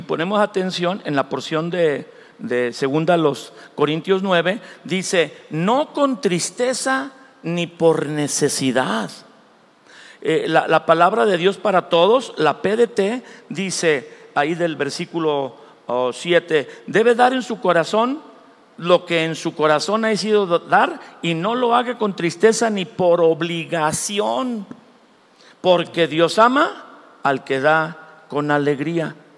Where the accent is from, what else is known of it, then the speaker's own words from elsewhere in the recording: Mexico; nosotros somos mexicanos aquí, somos la raza del maíz